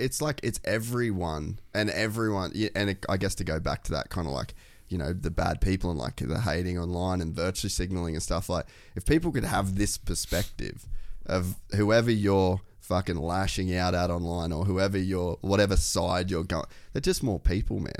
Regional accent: Cairns, Queensland, Australia; I grew up in Cairns

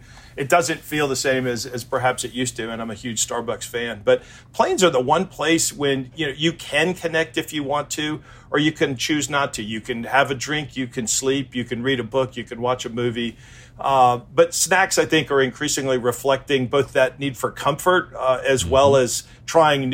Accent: Chicago, Illinois, United States; I grew up in Chicago

